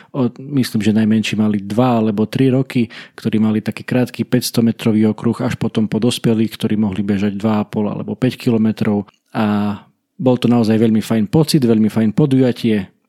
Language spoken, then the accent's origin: Slovak; Kalša, Košice Region, Slovakia; U nás v Kalši v dedinke, z ktorej pochádzam, v ktorej žijem